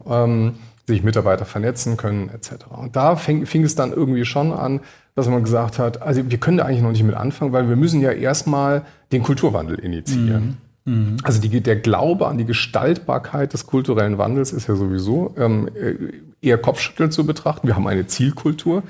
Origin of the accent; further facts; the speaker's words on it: Berlin, Germany; Ich komme ja aus Berlin